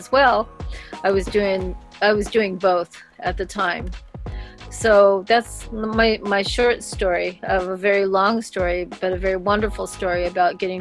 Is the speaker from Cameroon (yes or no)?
no; Northern California, United States; moved away as an adult; now in Swinomish Indian Reservation, Washington, United States; I was originally from Northern California